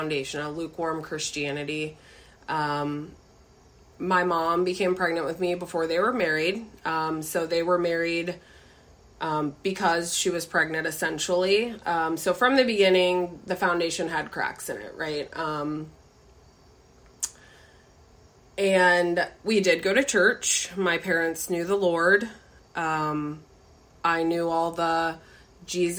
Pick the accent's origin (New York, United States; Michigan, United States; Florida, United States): Florida, United States; I was actually born and raised in Florida